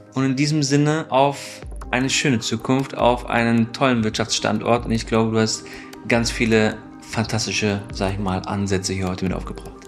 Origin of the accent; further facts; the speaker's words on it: Stuttgart, Baden-Württemberg, Germany; Ich komme aus Stuttgart